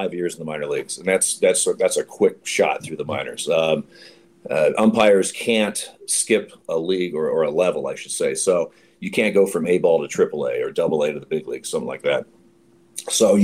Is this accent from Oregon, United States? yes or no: yes; Eugene, Oregon, United States; now in Portland, United States; I grew up in Eugene, Oregon